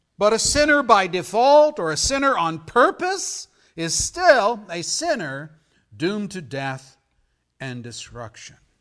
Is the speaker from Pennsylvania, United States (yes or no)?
yes; Pennsylvania, United States; moved away; When I was a kid growing up in Pennsylvania, our town had the Susquehanna River flowing through.